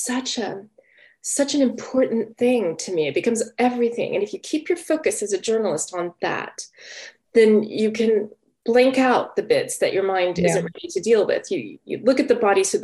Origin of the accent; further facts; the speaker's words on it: Texas, United States; moved away as an adult; also born or lived in Georgia; now in London, United Kingdom; I grew up in Texas.